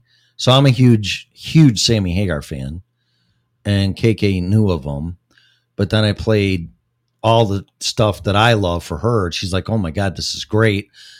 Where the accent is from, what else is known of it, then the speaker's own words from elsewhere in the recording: Texas, United States; Yes, I'm from Texas. It was a day and a half drive.